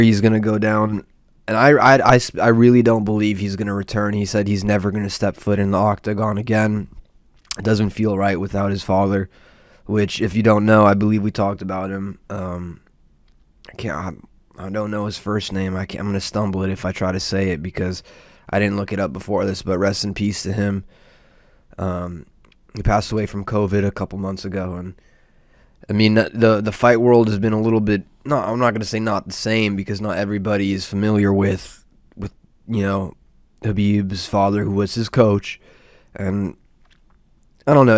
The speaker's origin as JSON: {"language": "English", "region": "Southern California", "country": "United States", "tie": "born or raised there", "said": "I'm from SoCal and, uh, born and raised over here"}